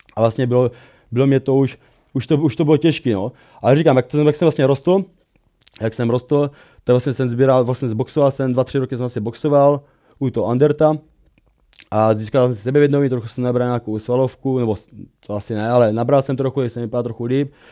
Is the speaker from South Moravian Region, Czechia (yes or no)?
yes; Brno, South Moravian Region, Czechia; pocházím z Brna, kde jsem vyrůstal